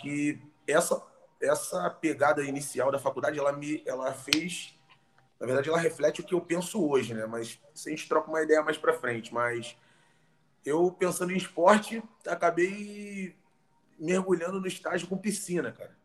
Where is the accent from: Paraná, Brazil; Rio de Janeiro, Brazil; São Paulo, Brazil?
Rio de Janeiro, Brazil; nasci carioca